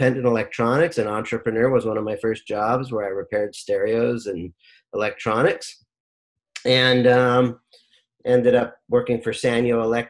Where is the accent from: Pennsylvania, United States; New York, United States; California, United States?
California, United States; Rancho Cucamonga; also born or lived in Lynwood, California / Long Beach, California; when I was about 7 years old, we moved to Rancho Cucamonga, Alta Loma, went to Alta Loma High School, grew up in the Inland Empire